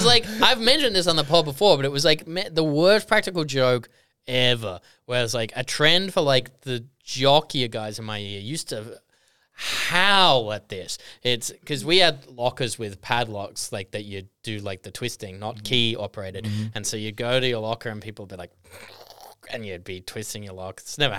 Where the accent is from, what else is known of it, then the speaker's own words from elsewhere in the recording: Kellyville, New South Wales, Australia; I grew up in a town called Kellyville. So it was a suburban place.